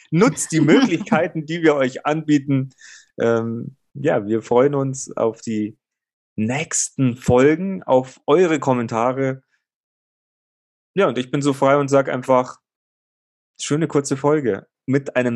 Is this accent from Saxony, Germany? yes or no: no; Bavaria, Germany